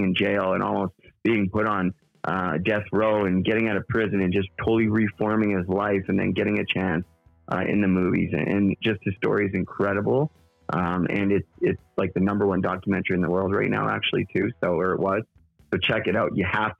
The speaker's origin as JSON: {"language": "English", "country": "Canada", "tie": "born or raised there", "said": "I grew up and in Canada"}